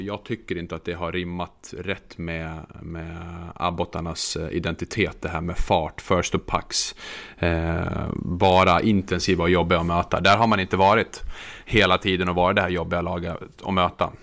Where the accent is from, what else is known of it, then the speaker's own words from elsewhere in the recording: Örnsköldsvik, Västernorrland County, Sweden; now in southern Sweden; jag är faktiskt född i Övik